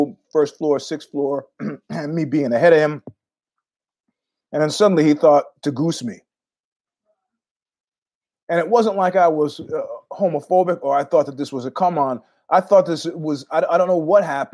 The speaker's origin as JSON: {"language": "English", "region": "New York", "country": "United States", "also_born_or_lived": "San Francisco", "moved": "yes", "said": "being a New Yorker for many years"}